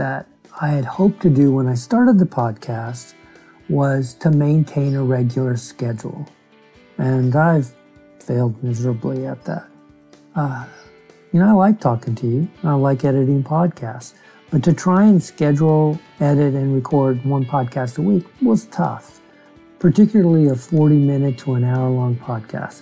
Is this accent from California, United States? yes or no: yes; Bakersfield, California, United States; I'm a guy from Bakersfield